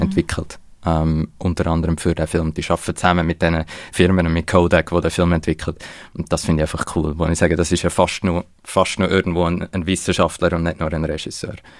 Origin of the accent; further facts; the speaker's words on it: Switzerland; wir haben als Schweizer